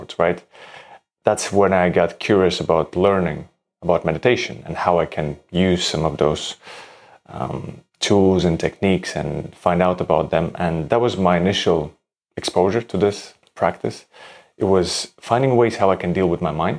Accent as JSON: {"language": "English", "country": "Latvia", "tie": "born or raised there", "also_born_or_lived": "Denmark", "moved": "as an adult", "said": "I'm originally from Latvia. I grew up in Latvia and then moved to Denmark to study architecture"}